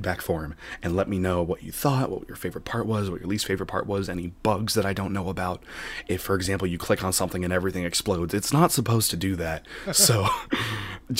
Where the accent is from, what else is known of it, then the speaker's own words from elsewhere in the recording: Sacramento, California, United States; I'm from Sacramento